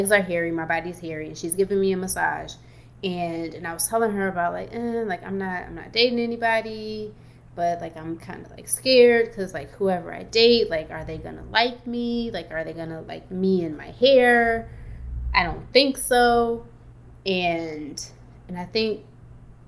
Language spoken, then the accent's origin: English; Detroit, Michigan, United States; As a kiddo growing up in Detroit